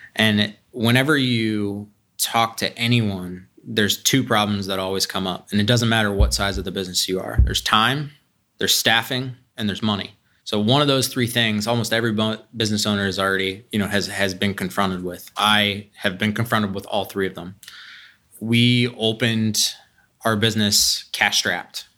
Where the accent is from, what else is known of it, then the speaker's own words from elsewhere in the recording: Columbus, Ohio, United States; I grew up here. I grew up in Whitehall, went to Columbus Academy